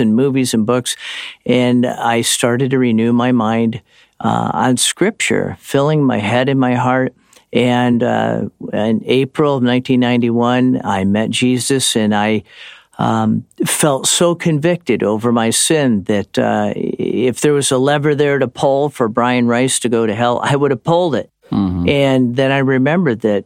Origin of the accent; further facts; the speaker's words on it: Cleveland, Ohio, United States; moved away as an adult; also born or lived in California; church growing up in Cleveland